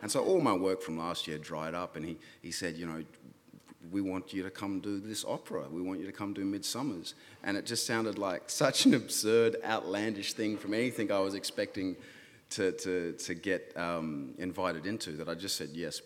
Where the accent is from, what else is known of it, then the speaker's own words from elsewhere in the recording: Fitzroy River, the Kimberley, Western Australia, Australia; moved away as an adult; also born or lived in Melbourne; I grew up in the bush. I grew up on the Fitzroy River and the Kimberleys and, you know, in northwest Australia.